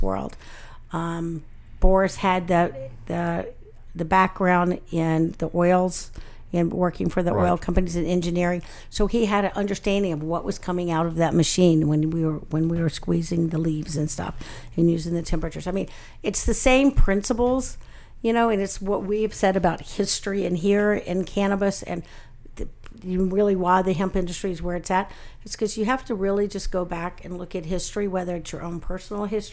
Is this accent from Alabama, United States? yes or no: yes; Alabama, United States; I grew up in Alabama